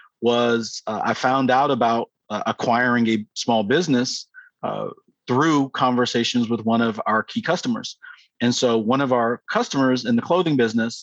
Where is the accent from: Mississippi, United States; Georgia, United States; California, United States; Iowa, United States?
Georgia, United States; Atlanta; also born or lived in United Kingdom / Chicago; I am originally from Atlanta, Georgia